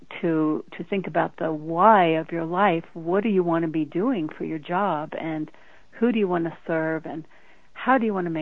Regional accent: Denver, Colorado, United States; I grew up in Denver, Colorado

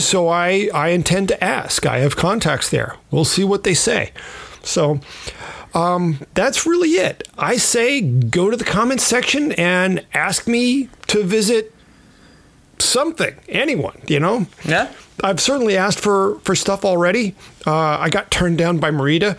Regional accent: California, United States; I was from California

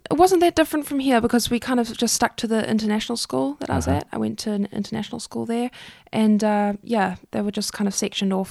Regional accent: Durban, KwaZulu-Natal, South Africa; Durban. From Durban.

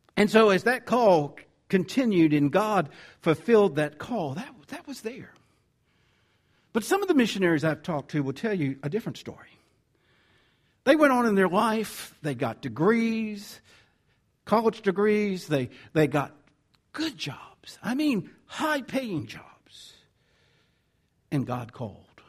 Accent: the South, United States; accent: southern; my southern accent's getting in the way here

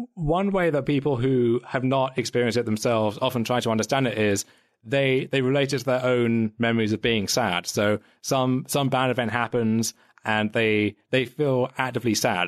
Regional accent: United Kingdom; for as much as I kind of joke about like the British accent and everything, I, I don't really identify as British

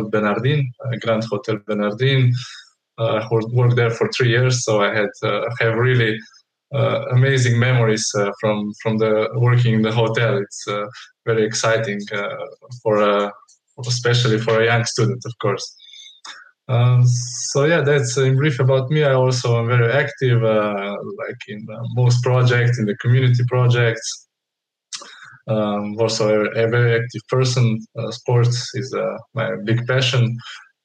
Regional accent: Trbovlje, Slovenia; also born or lived in Portorož; I come from Slovenia, really from a small town called Trbovlje.

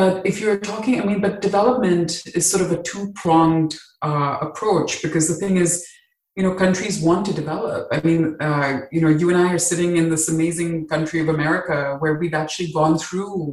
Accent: Dubai, United Arab Emirates; moved away as an adult; also born or lived in Mumbai, India; now in United States; I grew up in the Middle East, in Dubai

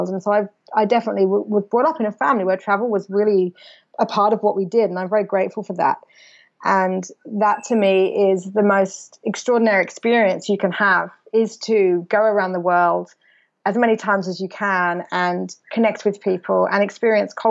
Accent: England, United Kingdom; England actually where I'm originally from I might still be in my hometown with all my school friends who still all live there.

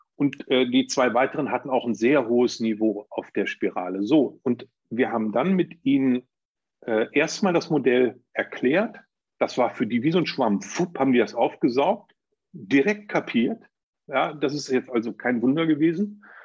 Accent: Germany; bei uns in Deutschland

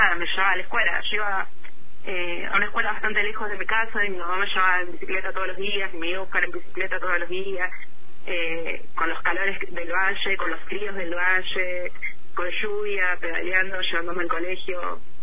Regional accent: General Roca, Río Negro, Argentina; moved away as an adult; now in Bariloche, Argentina; yo soy nacida en Roca, estuve toda mi infancia allá, soy de, Barrio Nuevo.

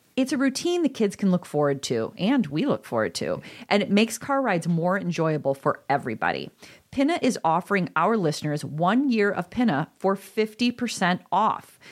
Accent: DeKalb, Illinois, United States; also born or lived in Iowa / Chicago; now in Elmhurst, United States; I grew up in DeKalb, Illinois, and then I went to school in Iowa, and then I came back to Chicago, and now I'm in Elmhurst.

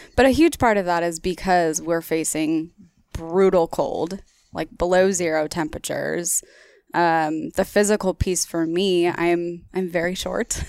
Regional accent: Oregon, United States; I'm from Oregon

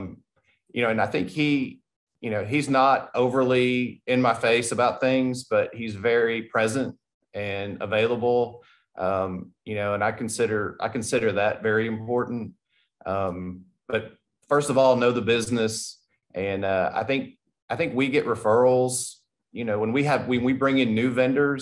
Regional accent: Tennessee, United States; I'm from Tennessee and now I'm here

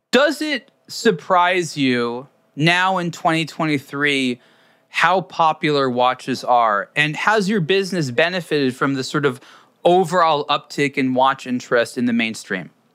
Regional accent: United States; as an American

